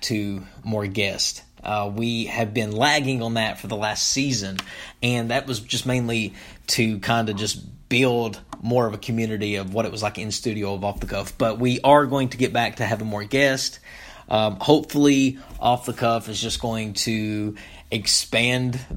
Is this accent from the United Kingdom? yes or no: no; Topmost, Kentucky, United States; moved away; I grew up in a small town in eastern Kentucky called Topmost